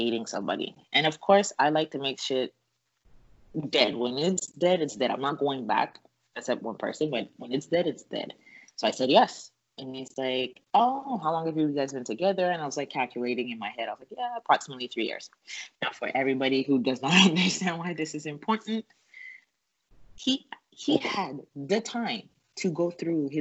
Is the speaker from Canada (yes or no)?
yes; Canada; I'm Canadian